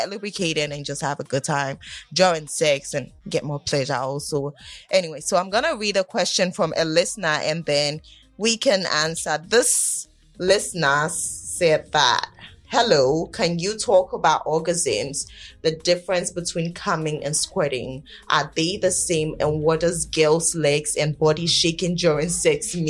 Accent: Ghana; We're from Ghana

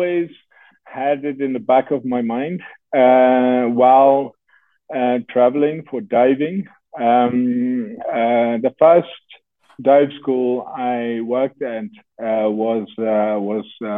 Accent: Netherlands; moved away; I was growing up in the Netherlands

